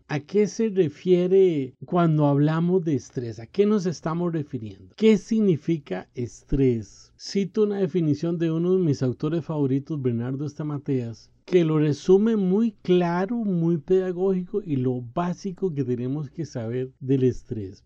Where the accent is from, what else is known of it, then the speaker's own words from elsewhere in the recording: Costa Rica; En mi país, Costa Rica